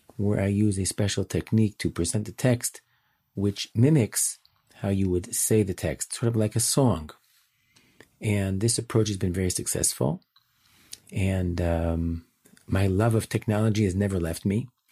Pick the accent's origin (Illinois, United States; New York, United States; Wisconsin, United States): Illinois, United States; Chicago; now in Jerusalem, Israel; I'm born and raised in Chicago